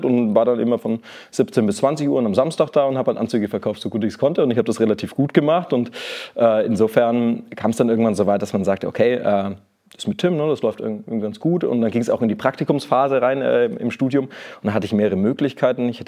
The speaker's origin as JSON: {"language": "German", "town": "Nuremberg", "region": "Bavaria", "country": "Germany", "tie": "born or raised there", "also_born_or_lived": "Lower Saxony", "accent": "Franconian", "said": "Ich bin eigentlich gebürtiger Nürnberger, äh, Franke, man hört das noch so ein bisschen."}